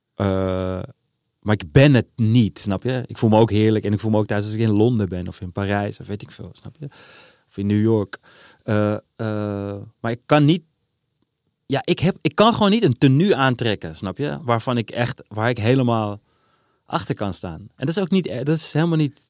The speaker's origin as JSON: {"language": "Dutch", "town": "Amsterdam", "region": "North Holland", "country": "Netherlands", "said": "ik voel me Amsterdammer"}